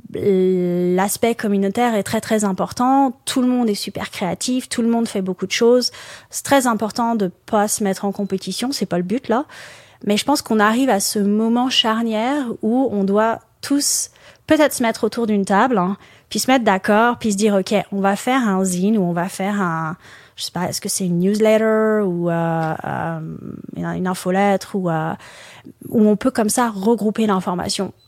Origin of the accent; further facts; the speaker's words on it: France; moved away as an adult; also born or lived in Qatar / Dubai / Alberta; now in Aylmer, Canada; je viens de France, mais j'ai vécu j'ai vécu à l'étranger pendant une bonne dizaine d'années avant de avant d'arriver au Canada en 2017.